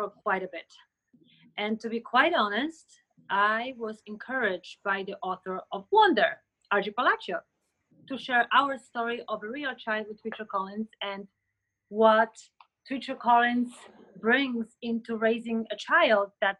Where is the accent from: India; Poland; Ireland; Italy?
Poland; moved away; I was born in Poland